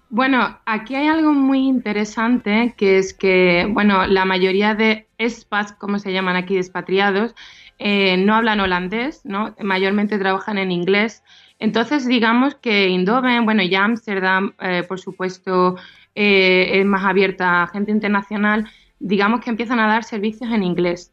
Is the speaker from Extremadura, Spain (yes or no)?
no; Utrera, Andalusia, Spain; moved away as an adult; now in Eindhoven, Netherlands; yo soy de Dutrera, Sevilla